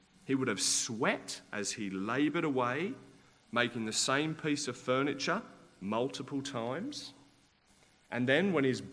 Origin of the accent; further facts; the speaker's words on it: Australia; I'm Australian